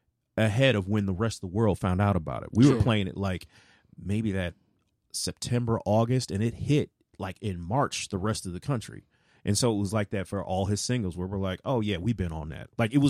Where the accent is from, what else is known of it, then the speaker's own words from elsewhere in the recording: St. Louis, Missouri, United States; I'm originally from St. Louis.